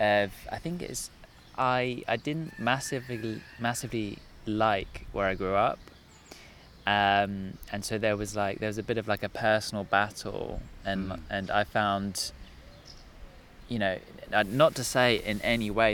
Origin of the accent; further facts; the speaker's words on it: Sussex, South East England, United Kingdom; I am from Sussex